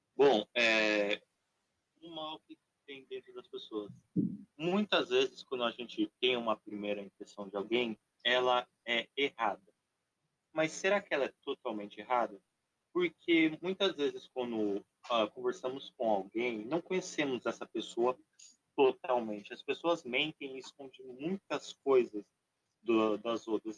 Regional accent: Brazil

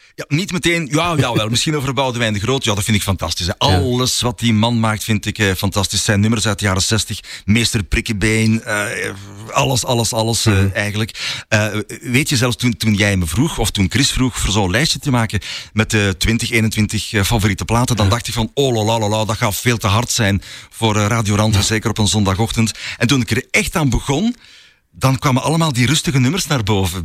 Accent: Flanders, Belgium; accent: Flemish; met de Vlaamse tongval

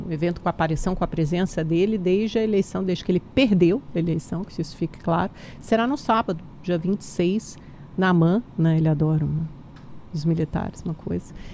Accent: Brazil; Eu sou brasileiro, nasci no Brasil, tenho tanto direito de estar aqui

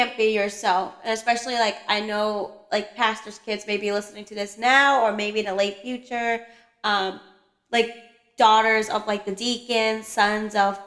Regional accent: Long Island, New York, United States; I'm from Long Island

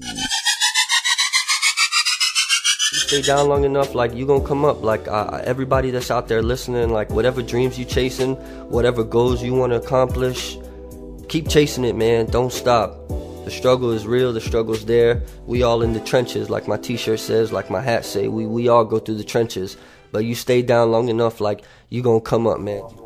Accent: North Miami Beach, Florida, United States; also born or lived in Tarrytown, New York; I grew up in North Miami Beach

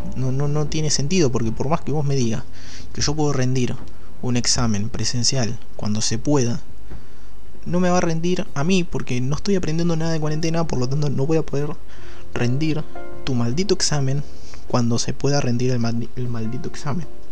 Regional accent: Chivilcoy, Buenos Aires Province, Argentina; en Chivilcoy, que es mi ciudad natal

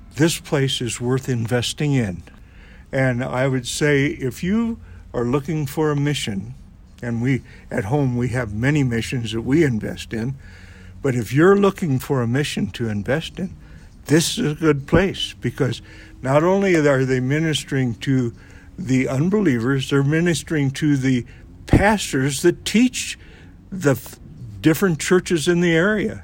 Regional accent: Burlington, Iowa, United States; now in Marion, United States; we left our city where we grew up. I've always been an Iowan. My home city is Burlington

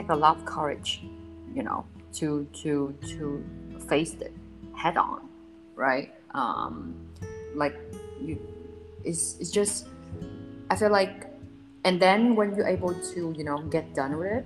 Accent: Vietnam; moved away; I'm from Vietnam

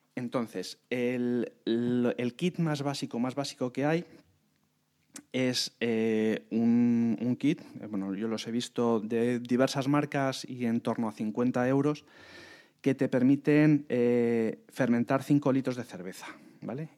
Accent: Madrid, Community of Madrid, Spain; somos eh, de Madrid

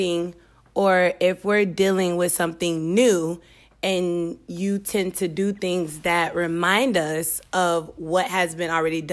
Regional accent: Apopka, Florida, United States; I'm born and raised in Apopka, Florida

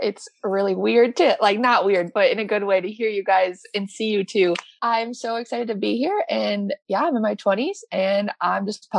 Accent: Michigan, United States; moved away as an adult; now in Kansas, United States

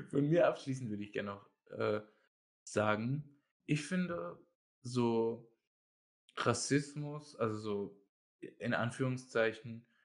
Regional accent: Germany; wenn ich sage, ich komme aus Deutschland und jemand sagt, haha, Nazis und so.

